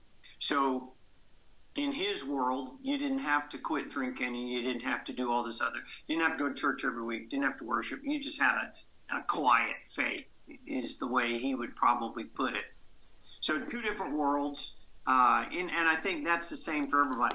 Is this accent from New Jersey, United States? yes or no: no; Columbus, Georgia, United States; I was raised in Columbus, Georgia